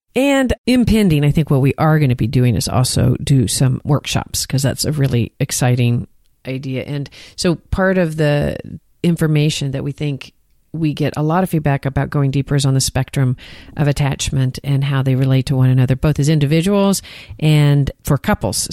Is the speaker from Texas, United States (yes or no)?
yes; Texas, United States; accent: Texan; I sound like a Texan